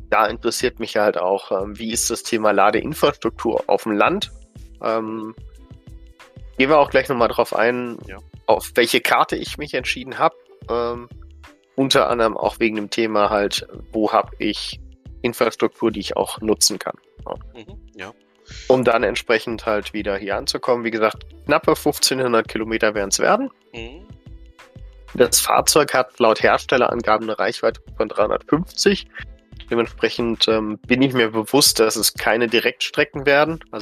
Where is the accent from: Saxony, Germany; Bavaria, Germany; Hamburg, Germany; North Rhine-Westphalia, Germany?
North Rhine-Westphalia, Germany; Düsseldorf; born there; eine der ersten Tesla-Filialen hier in Deutschland geöffnet hat, in meiner Geburtsstadt Düsseldorf